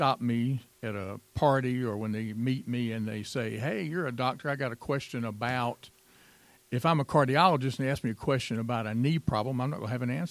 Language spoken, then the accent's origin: English; Greenville, South Carolina, United States; moved away as an adult; also born or lived in Gwinnett County, Georgia; I grew up in Greenville, South Carolina.